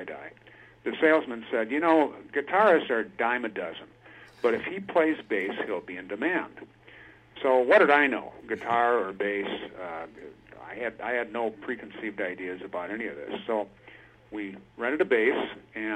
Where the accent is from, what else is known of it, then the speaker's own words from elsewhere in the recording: Milwaukee, Wisconsin, United States; moved away as an adult; now in Washington State, United States; I spent probably most of my life in Wisconsin, southeast Wisconsin, Milwaukee area